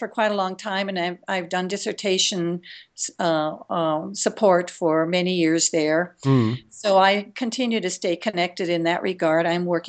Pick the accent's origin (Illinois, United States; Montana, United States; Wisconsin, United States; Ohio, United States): Montana, United States; Lewistown; I'm calling from Lewistown, Montana.